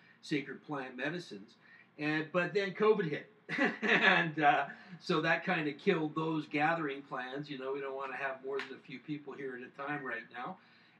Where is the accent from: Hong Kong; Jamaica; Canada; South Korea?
Canada; North Vancouver, British Columbia; just a few doors down the street from the home that I grew up in Deep Cove in North Vancouver